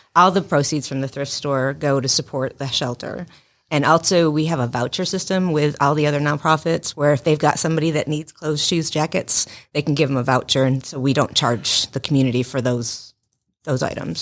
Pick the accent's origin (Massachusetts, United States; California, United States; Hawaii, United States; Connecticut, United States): Massachusetts, United States; Western; moved away as an adult; also born or lived in North Carolina; now in Rome, United States